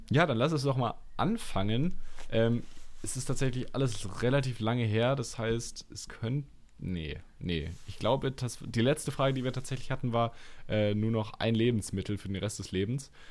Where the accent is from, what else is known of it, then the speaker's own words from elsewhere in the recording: Halle, Saxony-Anhalt, Germany; Ich bin in Halle geboren.